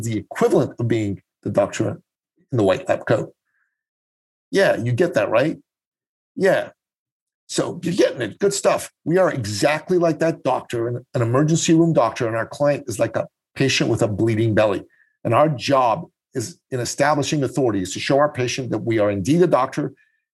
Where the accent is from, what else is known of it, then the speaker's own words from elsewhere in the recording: Tehran, Tehran Province, Iran; now in Canada; I was born in Tehran, Iran, and I grew up with an international, global, and cosmopolitan outlook. And in that type of environment, I went to an American school in Iran